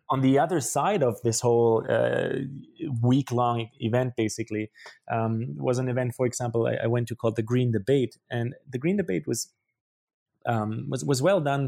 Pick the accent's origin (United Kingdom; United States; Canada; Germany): Germany; English is a second language; moved away; also born or lived in Paraguay; I grew up in Germany, which you, you might be able to hear based on my accent